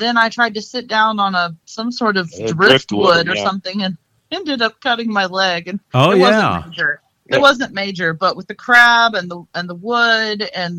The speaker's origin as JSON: {"language": "English", "town": "Liberty", "region": "South Carolina", "country": "United States", "tie": "born or raised there", "also_born_or_lived": "Kentucky / New Jersey", "said": "And then we moved to New Jersey while my father was doing his PhD program. And then we moved down to Liberty, South Carolina, near Central, so that he could take the job at Southern Wesleyan. I graduated from high school in Liberty"}